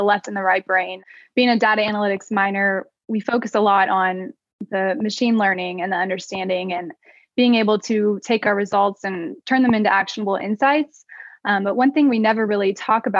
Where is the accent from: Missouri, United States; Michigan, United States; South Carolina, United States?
Missouri, United States; Kansas City; I'm from Kansas City, Missouri